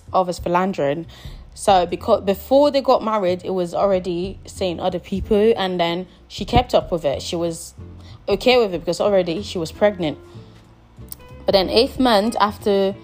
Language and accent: English; Nigeria; I'm Nigerian